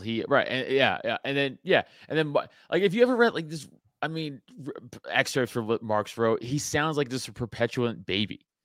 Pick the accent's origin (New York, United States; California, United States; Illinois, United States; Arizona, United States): New York, United States; New York City; I grew up in Staten Island